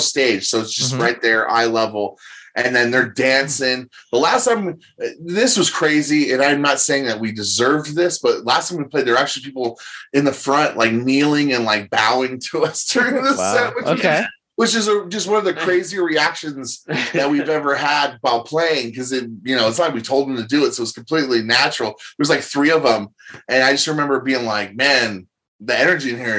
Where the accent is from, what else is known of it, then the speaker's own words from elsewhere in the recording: Marysville, Washington, United States; also born or lived in Arlington, Washington; I was born and raised in Marysville